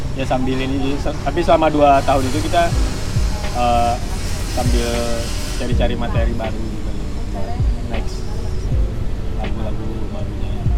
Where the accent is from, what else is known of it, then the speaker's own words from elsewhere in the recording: Kalimantan, Indonesia; kita dari Kalimantan